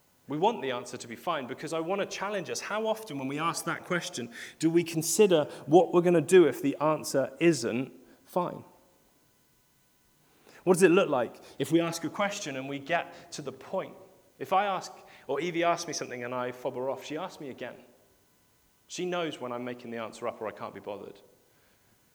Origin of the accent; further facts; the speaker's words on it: United Kingdom; we're British and we queue a lot